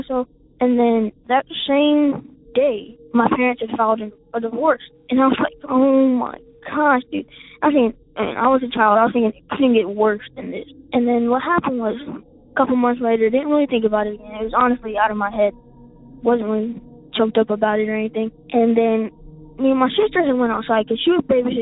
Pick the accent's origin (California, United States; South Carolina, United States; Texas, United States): South Carolina, United States; I'm from South Carolina, and we live in a very small town